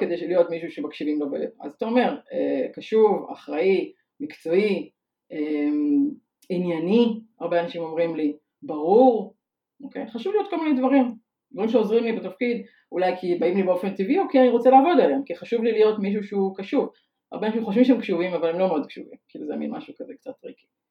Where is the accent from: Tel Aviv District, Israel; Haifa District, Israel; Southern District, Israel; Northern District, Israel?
Tel Aviv District, Israel; Tel Aviv; also born or lived in Ramat HaHayal; אני תל אביבית, born and raised